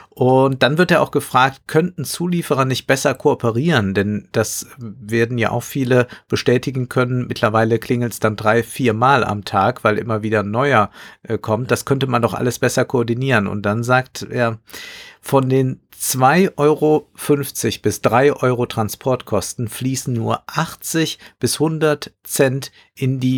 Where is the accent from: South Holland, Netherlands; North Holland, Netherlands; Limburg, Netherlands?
North Holland, Netherlands; Amsterdam; aber nehmen wir meine Heimatstadt Amsterdam